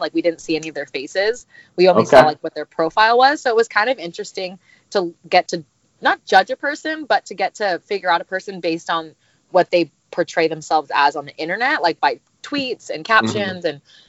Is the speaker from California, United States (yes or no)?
yes; Huntington Beach, California, United States; I'm 27 years old, and I'm from Huntington Beach, California, and I'm a private nanny.